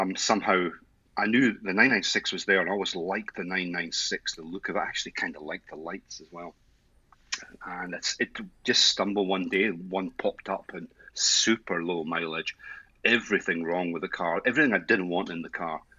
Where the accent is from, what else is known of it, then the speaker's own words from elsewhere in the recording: Edinburgh, Scotland, United Kingdom; now in Australia; Scottish, Edinburgh, Edinburgh born and bred, but I have been out here uh, for about 20 years now, so I've almost lost the accent